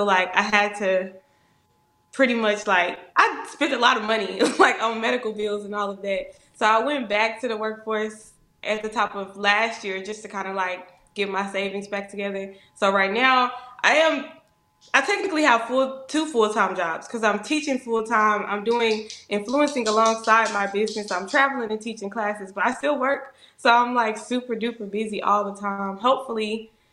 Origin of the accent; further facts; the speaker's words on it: Arkansas, United States; my home state